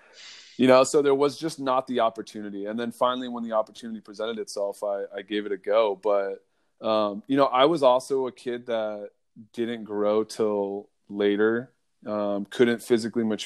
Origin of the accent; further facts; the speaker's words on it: Eugene, Oregon, United States; I grew up in Eugene, Oregon